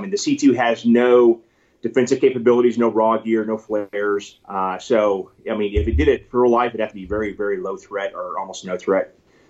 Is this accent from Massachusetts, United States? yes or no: no; California, United States; moved away; I was from California